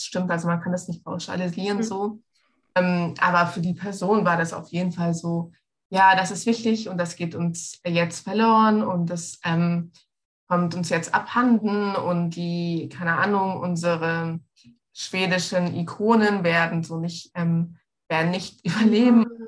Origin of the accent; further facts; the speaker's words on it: Egypt; now in Munich, Germany; bin ja in Ägypten aufgewachsen, ich bin Ägypterin